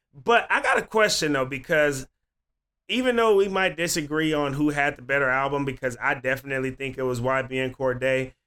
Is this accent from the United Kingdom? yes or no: no; … hometown, California, United States; also born or lived in Eugene, Oregon; now in Oregon, United States; I'm from the same hometown